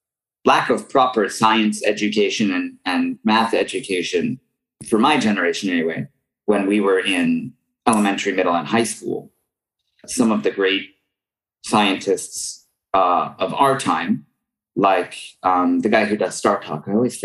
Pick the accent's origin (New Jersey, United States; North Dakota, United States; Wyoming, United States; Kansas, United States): Wyoming, United States; Pinedale; born or raised there; also born or lived in Denver, Colorado; now in Japan